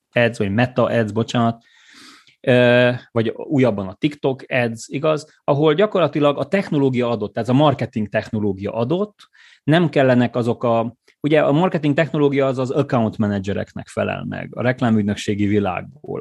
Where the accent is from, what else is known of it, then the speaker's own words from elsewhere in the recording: Gheorgheni, Harghita County, Romania; moved away as an adult; also born or lived in Cluj-Napoca, Romania; én székelyföldi születésű vagyok, gyergyói vagyok